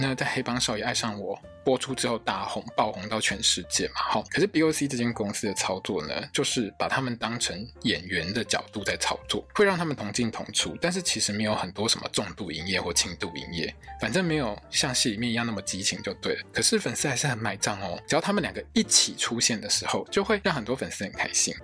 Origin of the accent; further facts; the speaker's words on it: Taiwan; 我们台湾人过得平常好好的生活